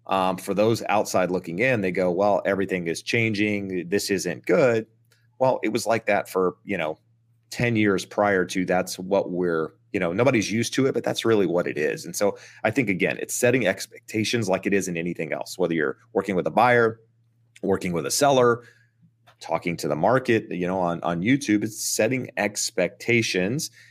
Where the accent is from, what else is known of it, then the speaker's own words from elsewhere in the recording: Eastern North Carolina, United States; moved away; I'm from Eastern North Carolina. I'm from a very rural, small town